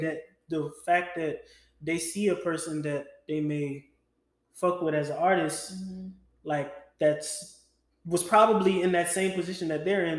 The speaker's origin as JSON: {"language": "English", "region": "Louisiana", "country": "United States", "tie": "born or raised there", "said": "a kid growing up in Louisiana"}